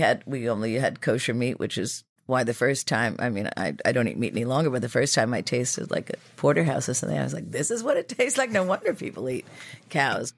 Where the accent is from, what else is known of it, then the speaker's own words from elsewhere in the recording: New York City, New York, United States; Riverdale, um, which was, you know, uh, is still sort of an oat section of the Bronx